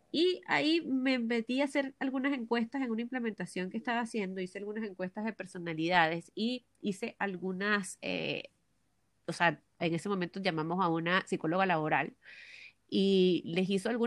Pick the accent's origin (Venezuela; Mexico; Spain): Venezuela; now in Santiago, Chile; cuando salí de Venezuela no tenía idea de que yo iba a llegar al límite de todo lo que hago yo en un día.